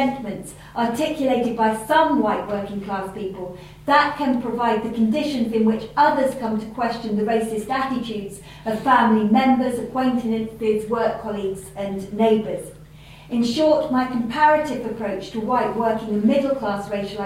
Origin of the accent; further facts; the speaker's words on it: Leicestershire, East Midlands, United Kingdom; also born or lived in Leytonstone, London / Manchester; When I was 10 years old, I moved with my family from Leytonstone, an ethnically diverse suburb in East London, to Saddington, a small, wholly white and predominantly middle-class village situated in the rolling countryside of rural Leicestershire. While growing up in Leicestershire